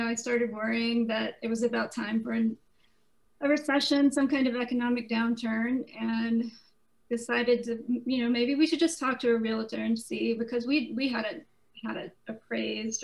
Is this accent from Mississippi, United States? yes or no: yes; Mississippi, United States; moved away as an adult; also born or lived in Atlanta, Georgia; I'm from Mississippi, born and raised in Mississippi, and then moved to Atlanta in my 20s.